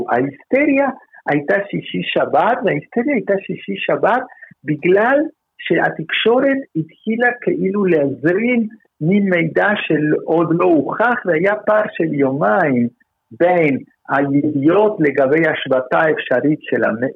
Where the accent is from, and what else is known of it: Israel